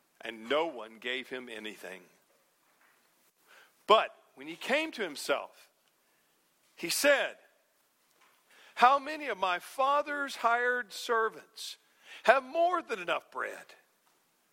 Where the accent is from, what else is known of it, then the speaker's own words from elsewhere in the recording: North Alabama, United States; When I was a boy growing up in North Alabama